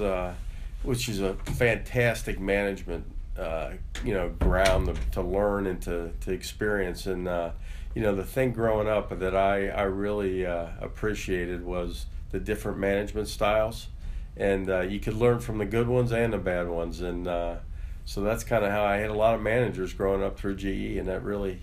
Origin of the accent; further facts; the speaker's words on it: Cincinnati, Ohio, United States; also born or lived in Mount Lookout / Symmes Township; I've basically grew up in Cincinnati. Great town to be raised